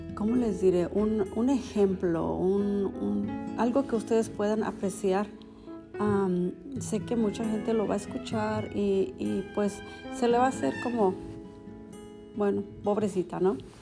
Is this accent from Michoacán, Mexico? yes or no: no; Veracruz, Mexico; now in United States; yo fui, yo soy de Veracruz